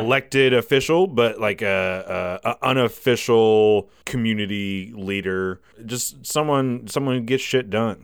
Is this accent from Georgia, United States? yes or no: no; Walhalla, South Carolina, United States; I grew up here in South Carolina. I grew up, uh, in little old town called Wahala.